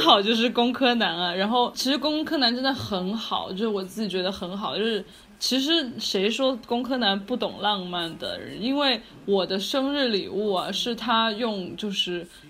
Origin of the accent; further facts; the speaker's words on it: Chengdu, Sichuan, China; now in Los Angeles, United States; 南北混搭这样子，但是我是在成都，就是长大，我就，我爸爸那边有陕西的嘛，然后所以就跟成都就是温柔的妹子们比呢，有一点北方血统